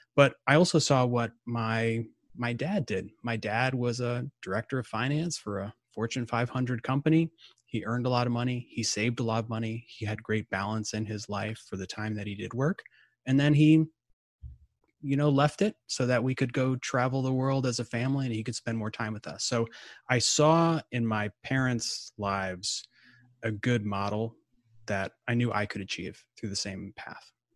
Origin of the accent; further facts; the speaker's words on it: Midwest, United States; now in Atlanta, United States; I'm from the Midwest originally